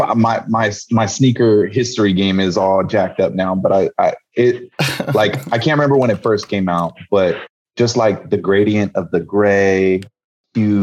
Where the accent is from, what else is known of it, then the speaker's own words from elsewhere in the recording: San Jose, California, United States; I grew up in the Bay Area in San Jose, California.